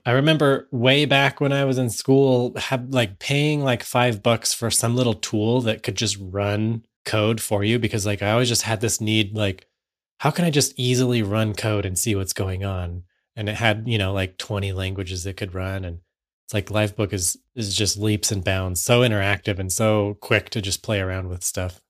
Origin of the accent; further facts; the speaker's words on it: United States; I'm from the United States